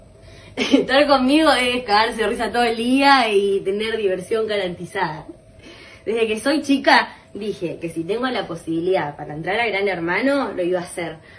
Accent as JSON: {"language": "Spanish", "town": "La Matanza", "region": "Buenos Aires Province", "country": "Argentina", "said": "soy de La Matanza, zona oeste, aguante el oeste"}